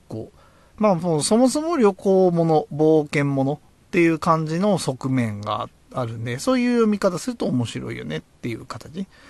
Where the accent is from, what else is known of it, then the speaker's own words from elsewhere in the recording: Tochigi, Japan; 僕は栃木出身な